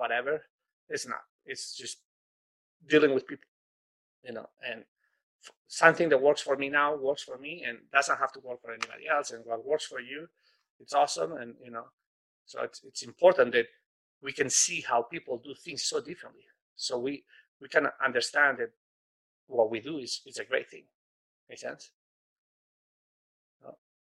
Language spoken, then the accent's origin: English; Spain; moved away; I come from Spain